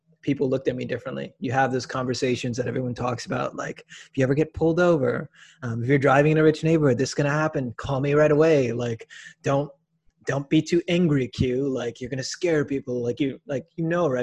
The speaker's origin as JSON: {"language": "English", "town": "Minneapolis", "region": "Minnesota", "country": "United States", "moved": "yes", "lives_now": "Milwaukee, United States", "said": "I'm from Minneapolis actually"}